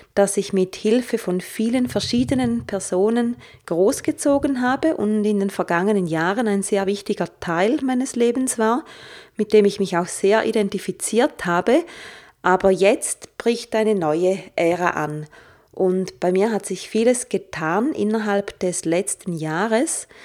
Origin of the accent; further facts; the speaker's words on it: St. Gallen, Switzerland; moved away; St. Gallen auch meine alte Heimatstadt ist